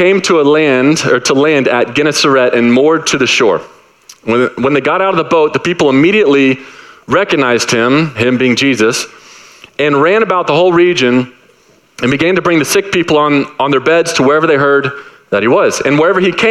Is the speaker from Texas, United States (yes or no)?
yes; Dallas, Texas, United States; moved away; I'm from Dallas